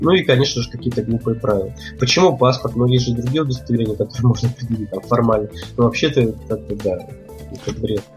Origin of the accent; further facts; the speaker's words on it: Russia; я вроде как из России